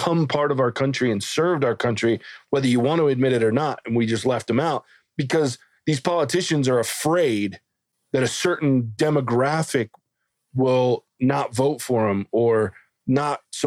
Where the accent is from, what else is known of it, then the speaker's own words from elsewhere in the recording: the South, United States; I'm a redneck from the South.